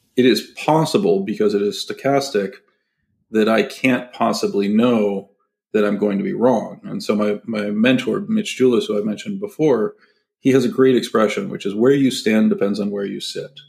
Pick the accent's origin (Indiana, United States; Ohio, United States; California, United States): California, United States; San Francisco Bay Area; I grew up in the in the San Francisco Bay Area